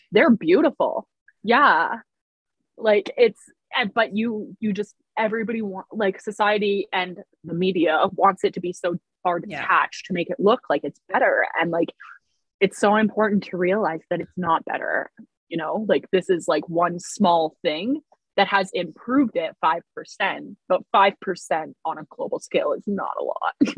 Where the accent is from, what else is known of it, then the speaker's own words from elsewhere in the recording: New Brunswick, Canada; I grew up in New Brunswick